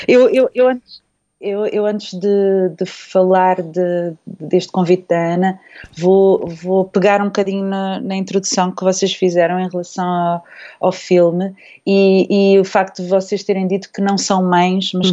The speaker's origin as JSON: {"language": "Portuguese", "area": "Terceira Island", "region": "Azores", "country": "Portugal", "tie": "born or raised there", "moved": "yes", "said": "a Ilha Terceira foi onde eu cresci"}